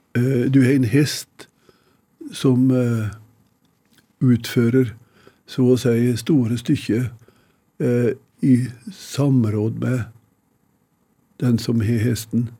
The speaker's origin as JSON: {"language": "Norwegian", "area": "Odalen", "region": "Innlandet", "country": "Norway", "said": "Jeg huser hjemme i Odalen"}